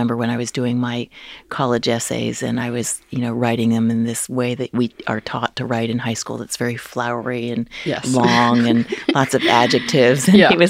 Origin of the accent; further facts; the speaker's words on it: New Jersey, United States; I grew up in New Jersey.